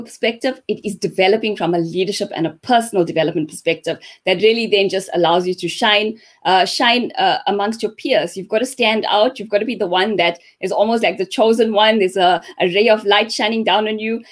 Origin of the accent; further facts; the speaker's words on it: Pietermaritzburg, KwaZulu-Natal, South Africa; Grew up in Pietermaritzburg